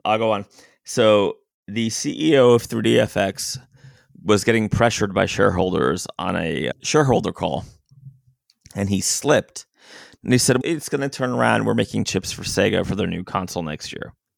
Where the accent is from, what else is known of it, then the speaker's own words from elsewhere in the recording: Florida, United States; I'm a guy from Florida